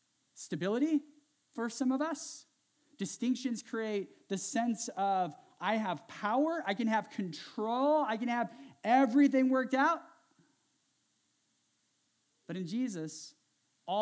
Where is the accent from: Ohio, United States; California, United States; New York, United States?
California, United States; Central Valley of; I grew up in the Central Valley of California.